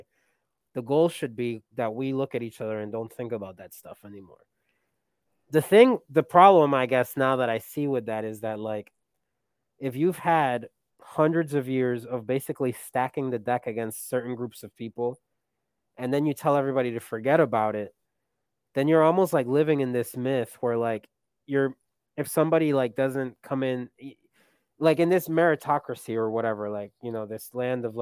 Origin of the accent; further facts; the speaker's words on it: Colombia; now in United States; I'm an immigrant. You know, I come from Colombia, and I love Colombia